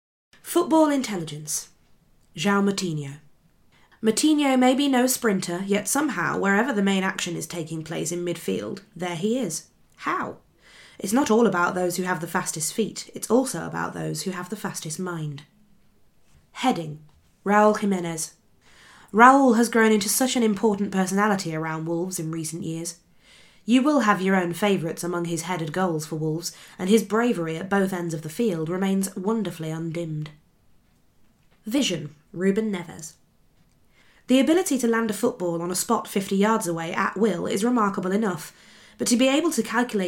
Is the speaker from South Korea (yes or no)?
yes; Bucheon, Gyeonggi Province, South Korea; also born or lived in Pohang; now in England; since Bucheon is my hometown, I often went to watch their matches. I then lived in Pohang from secondary school, so I would go and watch Pohang games every week.